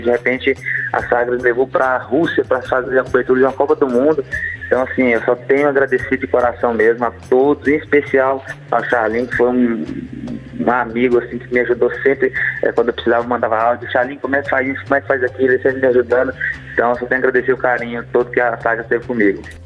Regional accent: Goiânia, Goiás, Brazil; um privilégio meu nascer em Goiânia

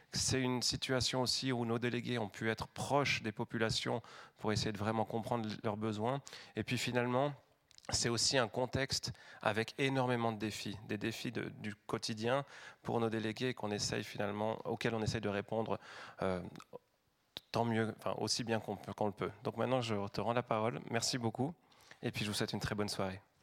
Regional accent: La Chaux-de-Fonds, Neuchâtel, Switzerland; moved away; je suis originaire de la Chaux-de-Fonds

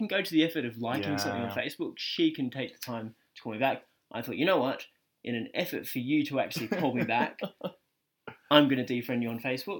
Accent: Australia; moved away; I'm obviously Australian.

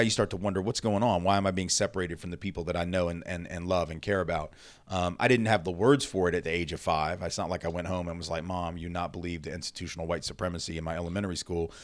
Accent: Nashville, Tennessee, United States; I'm Jewish and I grew up in the South. So I guess, like, there were certainly times that I was mistreated, um, being Jewish in a place like Nashville, Tennessee

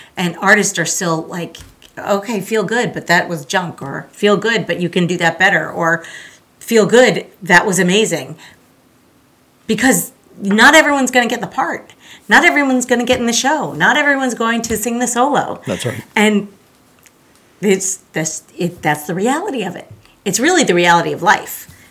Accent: Pembroke Pines, Florida, United States; also born or lived in Long Island, New York / Tallahassee, Florida; I was born in Long Island, New York, Yay! but I really, I really grew up in the South Florida area in a town called Pembroke Pines

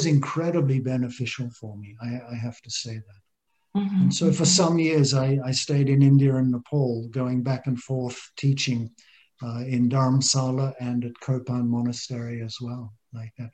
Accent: Australia; moved away as an adult; I grew up in Australia, just a normal middle-class Australian boy

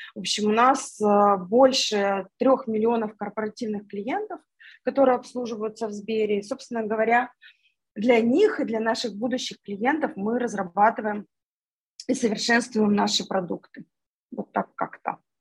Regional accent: Yekaterinburg, Sverdlovsk Oblast, Russia; moved away as an adult; now in Moscow, Russia; Я сама из Екатеринбурга

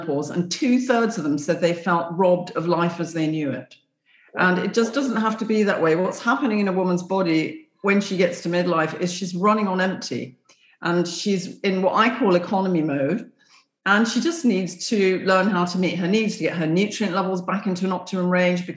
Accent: England, United Kingdom; I came from England

